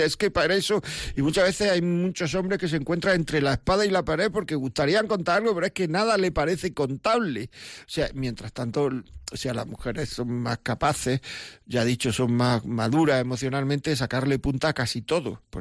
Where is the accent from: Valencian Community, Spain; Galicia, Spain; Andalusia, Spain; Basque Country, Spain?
Andalusia, Spain; Granada; yo es que soy andaluz, yo soy de Granada.